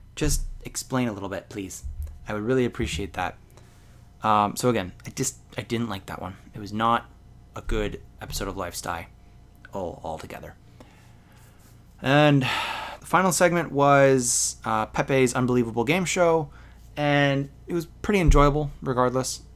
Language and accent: English; Canada; I'm a Canadian